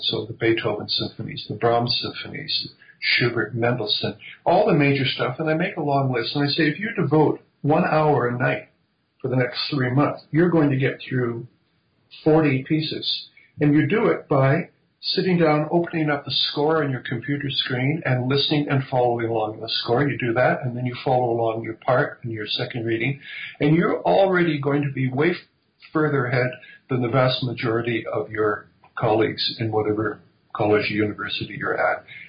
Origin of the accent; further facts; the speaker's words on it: Vancouver, British Columbia, Canada; moved away as an adult; now in Ottawa, Canada; grew up in primarily in, on the West Coast in Vancouver, BC.